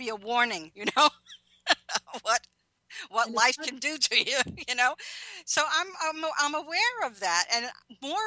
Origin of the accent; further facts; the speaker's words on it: Levittown, New York, United States; also born or lived in Brooklyn, New York; Brooklyn till I was 7, and then Levittown, Long Island.